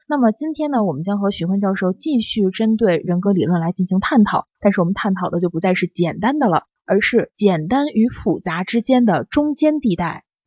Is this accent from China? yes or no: yes; China; 我们中国人